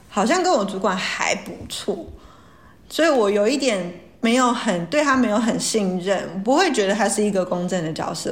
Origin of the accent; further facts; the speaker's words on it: Taoyuan, Taiwan; 我大学毕业第一家是在桃园